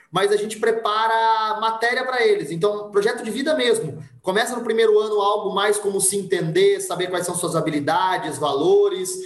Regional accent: Monte Mor, São Paulo, Brazil; Eu sou de Montemor

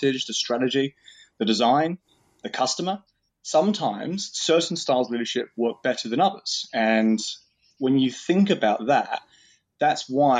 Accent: New Zealand; I'm from New Zealand.

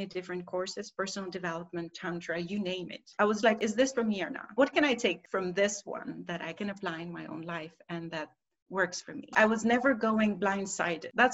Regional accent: Albania; moved away as an adult; now in Copenhagen, Denmark; I was born and raised in Albania, and I moved in my late

